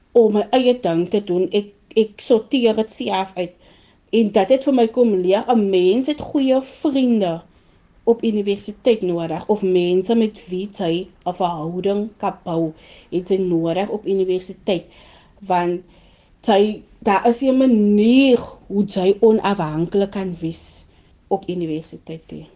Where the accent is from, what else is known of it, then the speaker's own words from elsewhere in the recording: Malmesbury, Western Cape, South Africa; Ek is van Mamesbury